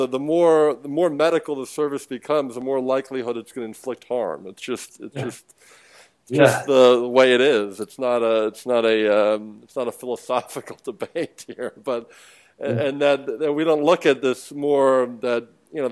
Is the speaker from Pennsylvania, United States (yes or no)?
yes; Philadelphia, Pennsylvania, United States; now in South Florida, United States; I'm from the Philadelphia area originally